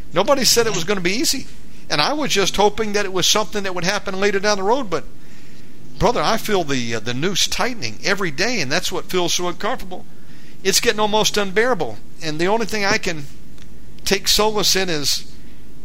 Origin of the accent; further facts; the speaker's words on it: United States; now in Bali, Indonesia; I'm an American